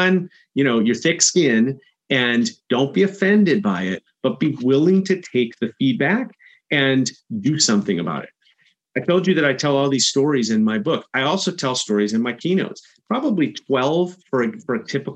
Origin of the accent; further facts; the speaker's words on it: Chicago, Illinois, United States; I'm from Chicago